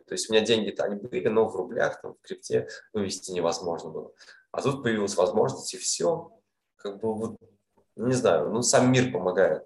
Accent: Kazan, Tatarstan, Russia; moved away as an adult; also born or lived in Almaty, Kazakhstan; now in Vietnam; своим домом я считаю Казань. Да, я в Алмате родился, родился в Казани я вырос там, в студенческие годы, там, школьные

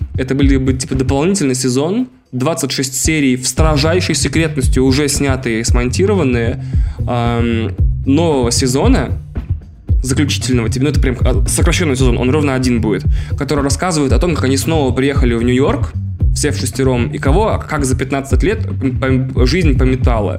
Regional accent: Russia; Я, э, ездил в детстве в Финляндию несколько раз, э, потому что мой город был близко к Финляндии

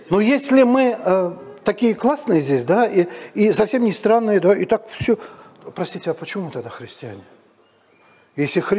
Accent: Moscow, Russia; Я говорю, я из Москвы, это мы там умрем.

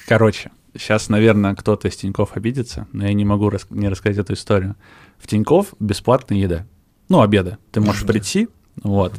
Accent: Kireyevsk, Tula Oblast, Russia; moved away; я родом из Кириевска, Тульской области

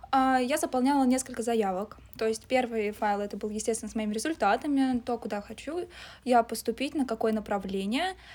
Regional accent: Ryazan, Ryazan Oblast, Russia; moved away; Я приехала из Рязани вот э, два года назад

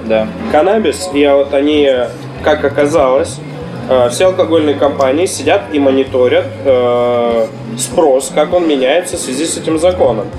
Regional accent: Yakutia, Sakha Republic, Russia; now in Novosibirsk, Russia; я из Якутии

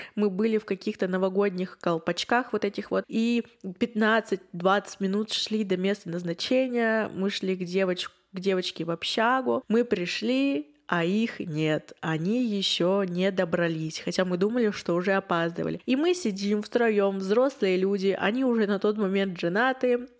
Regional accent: Yekaterinburg, Sverdlovsk Oblast, Russia; я из Екатеринбурга

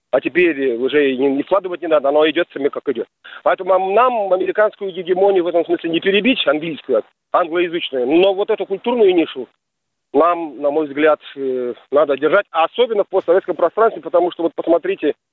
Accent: Pakistan; Russian is a second language; Вы знаете, я сам из Пакистана, и у нас, mm конечно, должен сказать, долгие годы

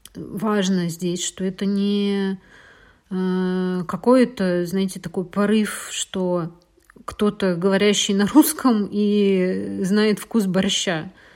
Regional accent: Russia; moved away as an adult; а я из России

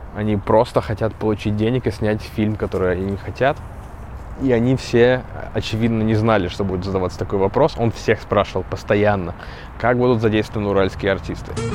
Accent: Kursk Oblast, Russia; я из Курской.

